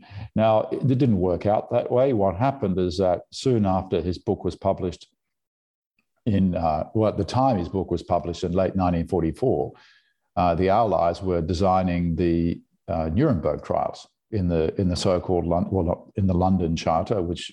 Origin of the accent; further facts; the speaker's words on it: Brisbane, Queensland, Australia; accent: Australian; moved away as an adult; also born or lived in California; So there was a, you know, intense consciousness of German history in the household in suburban Brisbane.